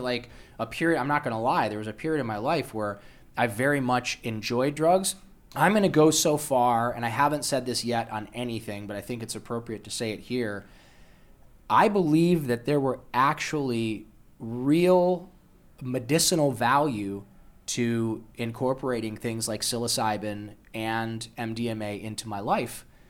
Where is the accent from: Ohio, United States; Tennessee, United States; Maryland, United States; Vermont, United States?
Ohio, United States; Toledo; moved away; also born or lived in Los Angeles; I was born in Toledo, Ohio, to a, uh, Polish woman who immigrated here when she was in her thirties